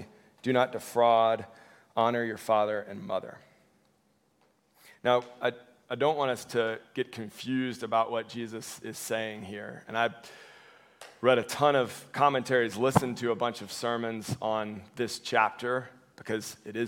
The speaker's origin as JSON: {"language": "English", "area": "Cobb County", "region": "Georgia", "country": "United States", "tie": "born or raised there", "said": "growing up in Cobb County"}